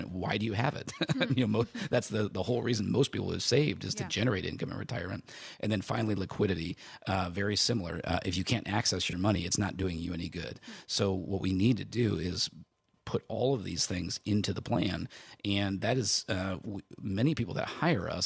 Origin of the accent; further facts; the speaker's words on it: near Chicago, Illinois, United States; I grew up near Chicago